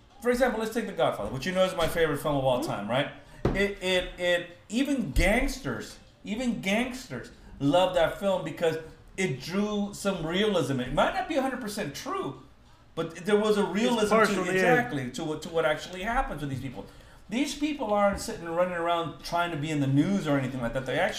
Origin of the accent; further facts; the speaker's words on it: Guatemala; now in United States; If you're from Mexico and I'm from Guatemala, why would I be talking to you in bad English?